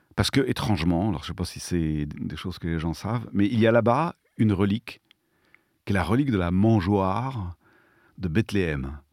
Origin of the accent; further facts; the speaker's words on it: Provence-Alpes-Côte d'Azur, France; chez nous, en Provence